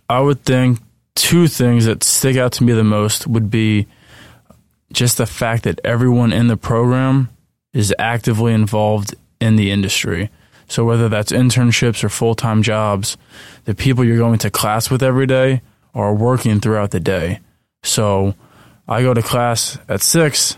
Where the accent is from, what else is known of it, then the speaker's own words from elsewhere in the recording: Flemington, New Jersey, United States; moved away as an adult; also born or lived in central Pennsylvania; I'm originally from Flemington, New Jersey